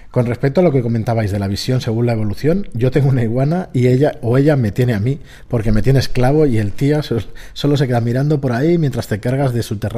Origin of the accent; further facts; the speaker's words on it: Peñaranda de Bracamonte, Castile and León, Spain; en mi pueblo Peñaranda de Bracamonte Salamanca se come de cines